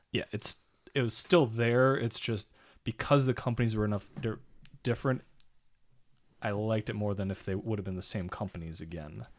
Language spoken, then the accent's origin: English; United States; I'm from America